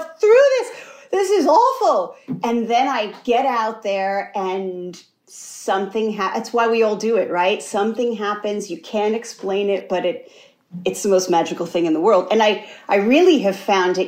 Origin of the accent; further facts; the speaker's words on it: Amsterdam, New York, United States; moved away; also born or lived in Schenectady, New York / Indiana; I was born in Schenectady, and then the 70s, we actually moved around a lot to Indiana and then back to New York. Uh, but I went to, you know, from a seven on, I went to school in Amsterdam, New York, which is even smaller